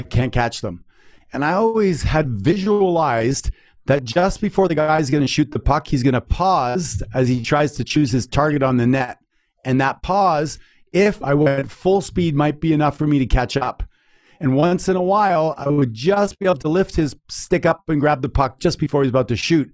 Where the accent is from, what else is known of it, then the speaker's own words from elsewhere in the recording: Canada; I'm from Canada